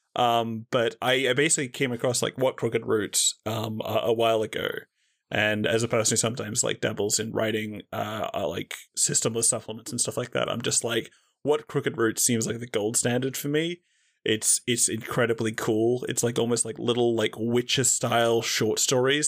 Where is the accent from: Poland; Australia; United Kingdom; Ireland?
Australia; as an Australian